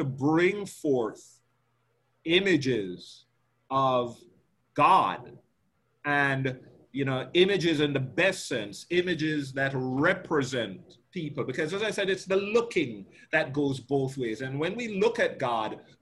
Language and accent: English; Jamaica; as a Jamaican, growing up in Jamaica, and as a Black man